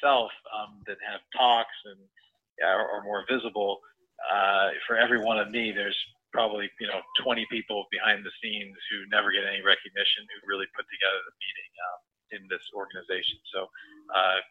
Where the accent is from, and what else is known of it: New Jersey, United States; born or raised there